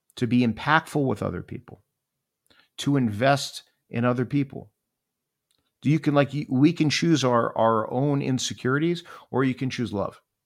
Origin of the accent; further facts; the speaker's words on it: Miami, Florida, United States; I grew up in Miami, Florida, and Miami was an amazing place to grow up.